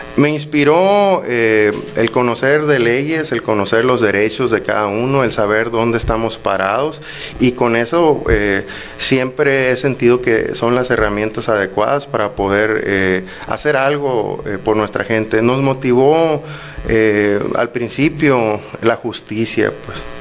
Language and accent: Spanish; Benito Juárez, Sonora, Mexico; Benito Juárez es mi tierra, es donde vivo